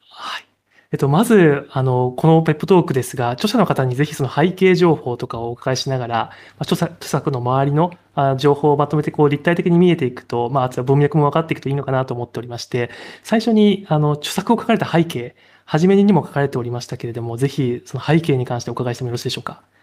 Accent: Kansai, Japan; now in Tokyo, Japan; 関西に住んでた頃は、まあ、関西出身なんですけれど

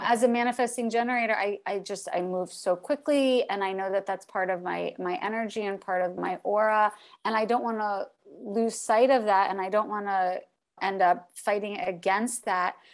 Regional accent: Miami, Florida, United States; moved away; I'm from Miami

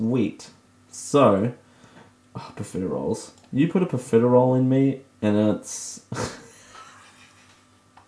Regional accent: Australia; I'm Australian

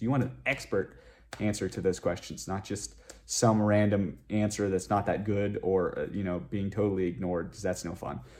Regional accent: western Pennsylvania, United States; moved away as an adult; also born or lived in Rochester, New York; now in Las Vegas, United States; I'm originally from a small town in western Pennsylvania

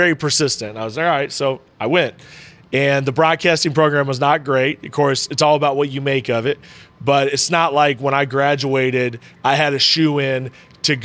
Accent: Des Moines, Iowa, United States; now in Johnson City, United States; I grew up in Des Moines, Iowa, in the Midwest.

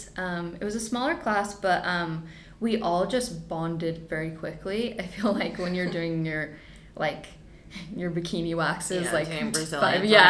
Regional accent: Provo, Utah, United States; I grew up in Provo, and I kind of hung around downtown Provo a lot, like in high school and stuff.

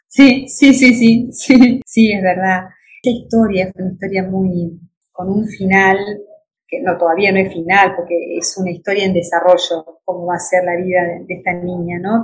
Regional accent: Entre Ríos, Argentina; Yo soy entre Riana, de campo, de pueblo

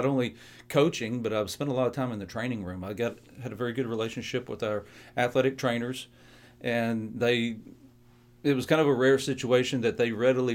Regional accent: the South, United States; growing up in the South

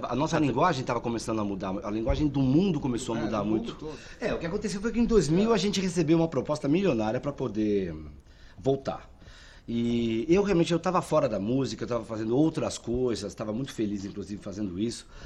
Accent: São Paulo, Brazil; Bom, eu e o João somos de Ramond, né, no interior de São Paulo.

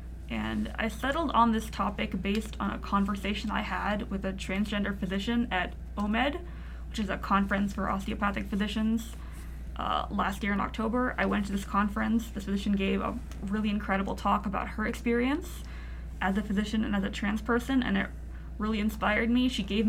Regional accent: Virginia, United States; also born or lived in Seattle / Maryland; now in Utah, United States; I was born in Seattle, grew up in Virginia, then moved to Maryland, and now I live here in Utah, so I've lived all over.

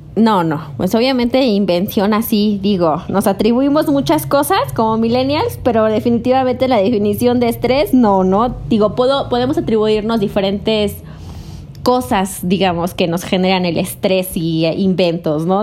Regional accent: Puebla, Mexico; moved away; also born or lived in Yucatán; soy del estado de Puebla y pues en este momento me encuentro aquí

